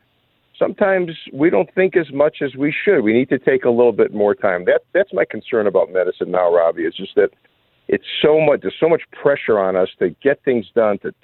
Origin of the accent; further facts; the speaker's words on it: Chicago, Illinois, United States; I grew up in Chicago, and I was one of three children.